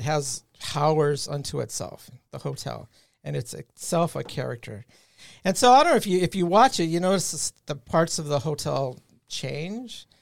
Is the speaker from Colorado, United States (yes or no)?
yes; Colorado, United States; I'm from Colorado